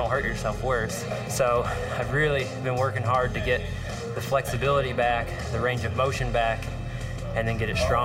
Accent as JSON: {"language": "English", "region": "Florida", "country": "United States", "tie": "born or raised there", "said": "Growing up in Florida"}